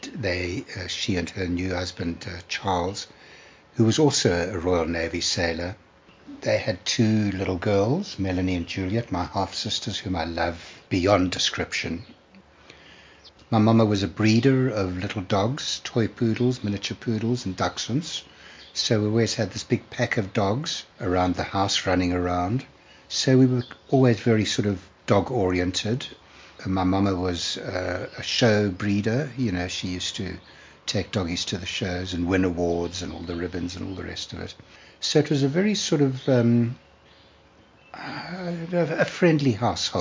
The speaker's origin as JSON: {"language": "English", "town": "Durban", "region": "KwaZulu-Natal", "country": "South Africa", "tie": "born or raised there", "said": "I was born in Durban in 1948"}